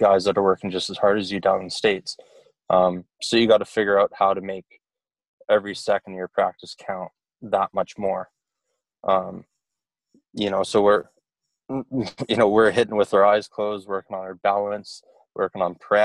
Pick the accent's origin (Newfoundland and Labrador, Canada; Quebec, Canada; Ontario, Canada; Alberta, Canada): Alberta, Canada; Calgary; born or raised there